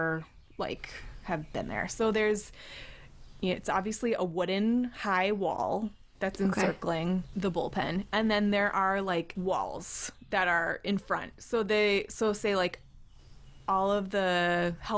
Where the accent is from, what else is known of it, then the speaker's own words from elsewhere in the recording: United States; as an American